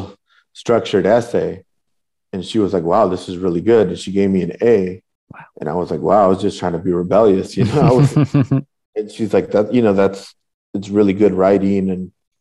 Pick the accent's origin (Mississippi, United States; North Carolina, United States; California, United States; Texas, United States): California, United States; Northern Orange County; also born or lived in Southeast Los Angeles; I grew up in Northern Orange County, which is like a working class section of Orange County. And I would go back and forth between Northern Orange County and Southeast